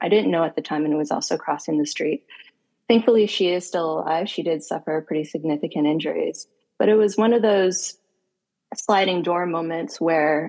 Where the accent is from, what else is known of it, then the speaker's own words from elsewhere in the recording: Northeast United States, United States; moved away; also born or lived in Washington, D.C. / Geneva; Born and raised in Northeast in the United States